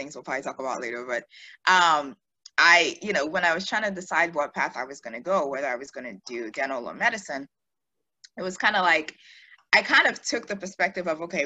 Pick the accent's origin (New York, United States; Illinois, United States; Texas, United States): Texas, United States; Houston; also born or lived in Nigeria / Maryland / Pearland, Texas / Pittsburgh; I'm Nigerian, of course. I mean, like most of us are, but I'm from Houston. We moved to the States when I was about 8, I guess, at that point. Used to live in Maryland, ended up moving down to Texas